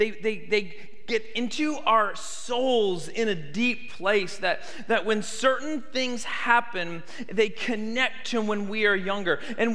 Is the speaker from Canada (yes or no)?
yes; Canada; But I grew up in Canada